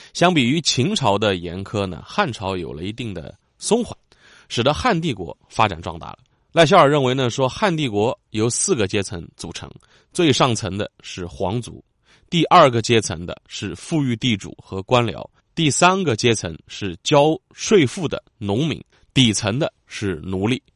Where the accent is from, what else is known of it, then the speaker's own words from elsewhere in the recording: Yangzhou, Jiangsu, China; 我的家乡扬州